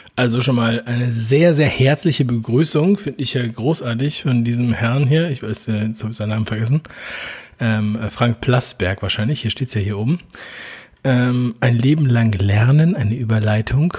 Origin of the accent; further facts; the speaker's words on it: Berlin, Germany; Berlin ist nun mal meine Geburtsstadt